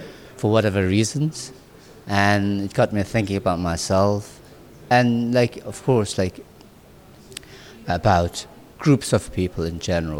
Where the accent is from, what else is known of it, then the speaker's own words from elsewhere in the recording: Nagaland, India; my parents, they decided to go to the most remote region of this remote little province. And that's where I was born. And so I was brought up in a very natural way